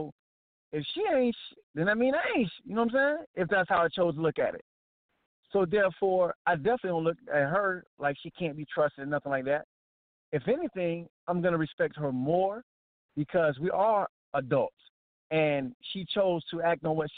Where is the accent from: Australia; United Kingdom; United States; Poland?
United States; Atlantic Beach, South Carolina; I grew up on Atlantic Beach. For those who don't know, Atlantic Beach is like 30 minutes from Myrtle Beach